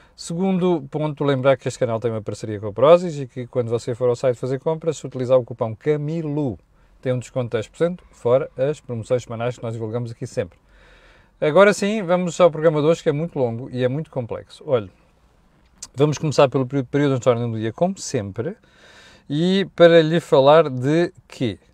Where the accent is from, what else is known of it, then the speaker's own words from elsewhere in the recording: Mozambique; now in Portugal; Eu, eu cresci em Moçambique